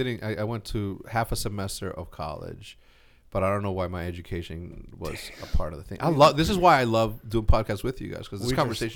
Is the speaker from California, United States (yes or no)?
no; El Paso, Texas, United States; born there; No, I was born in El Paso, Texas, which is like across the border.